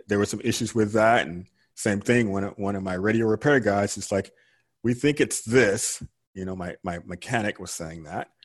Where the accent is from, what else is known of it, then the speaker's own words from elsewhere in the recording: Georgia, United States; moved away as an adult; also born or lived in California; now in Houston, United States; I grew up in Georgia and I retired from California and I ended up in Houston, Texas